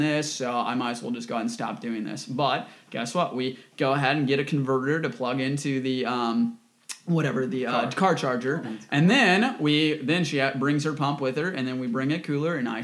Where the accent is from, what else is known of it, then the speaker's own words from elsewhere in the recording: United States; as an American, we have access to everything.